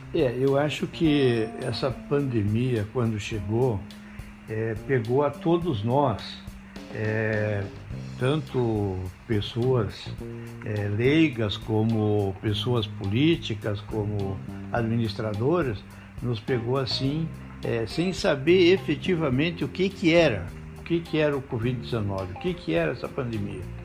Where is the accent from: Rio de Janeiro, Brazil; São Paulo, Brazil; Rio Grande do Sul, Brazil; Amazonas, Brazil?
Rio Grande do Sul, Brazil; Ibirubá; moved away as an adult; also born or lived in Barros Cassal; now in Santo Ângelo, Brazil; Nasci em Barros Cassal, uma pequena cidade perto de Soledade, na época pertencia a Soledade. É, e como meu pai era pastor, ele recebeu um chamado para Ibirubá, então foi em Ibirubá que eu é, convivi a minha adolescência